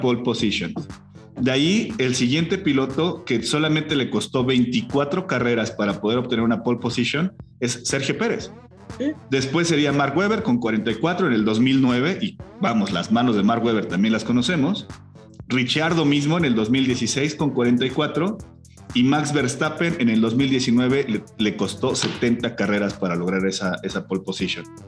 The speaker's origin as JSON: {"language": "Spanish", "country": "Mexico", "said": "como mexicano"}